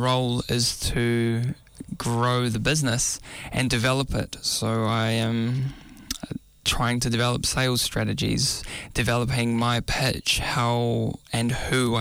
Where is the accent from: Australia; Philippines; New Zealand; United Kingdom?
New Zealand; Auckland; Growing up in South Auckland and now relocated to Central Auckland